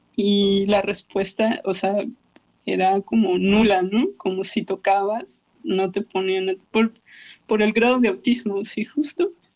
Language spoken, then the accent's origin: Spanish; Mexicali, Baja California, Mexico; moved away; also born or lived in Vienna; mi ciudad de origen mexicali